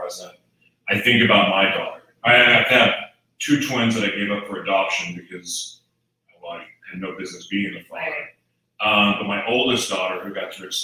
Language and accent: English; Chicago, Illinois, United States; I'm from Chicago.